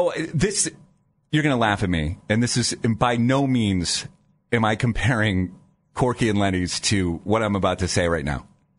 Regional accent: Canton, Ohio, United States; now in Cleveland, United States; So I was born in Canton, right?

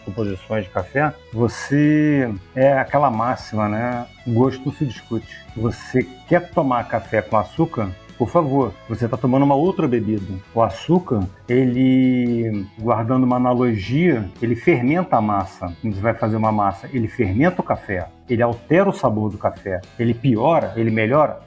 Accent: Rio de Janeiro, Brazil; Minha família é mineira. Meus pais são, mineiros, eu sou carioca

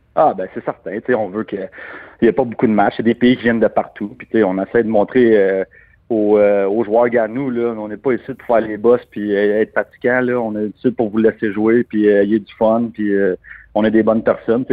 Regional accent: Canada; on est Canadien.

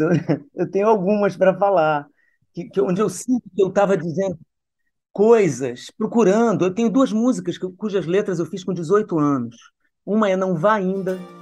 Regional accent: Brasília, Federal District, Brazil; also born or lived in Niterói; Nasci em Niterói, fui criada em Brasília

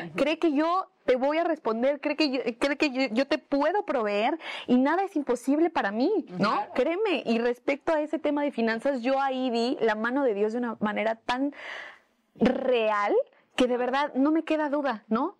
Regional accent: Mexico; una mexicana limitada

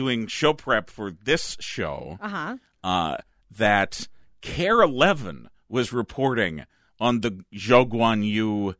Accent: Minnesota, United States; I grew up on Mystery Science Theater 3000 like a proud Minnesotan.

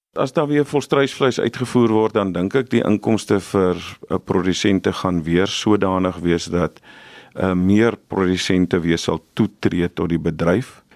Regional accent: South Africa; Ons as Suid-Afrikaners

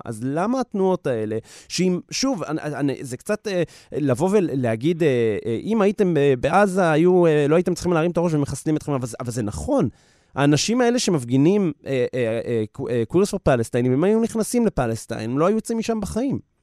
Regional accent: Israel; לנו כישראלים, להט"בים

